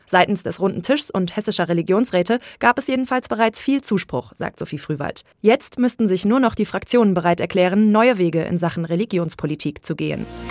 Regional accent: Palestine; moved away as an adult; also born or lived in Gaza; now in Marburg, Germany; als Palästinenser

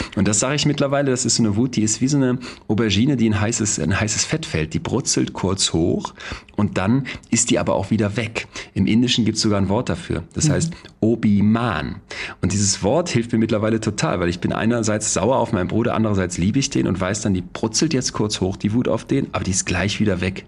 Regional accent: Solingen, North Rhine-Westphalia, Germany; now in Münster, Germany; damals in Solingen, wo ich herkomme, dann in Münster so Studiepartys

